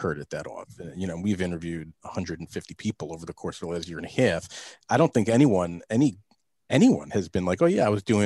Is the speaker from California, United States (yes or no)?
no; Northern New Jersey, United States; I grew up in Northern Jersey where there's obviously a ton of Jews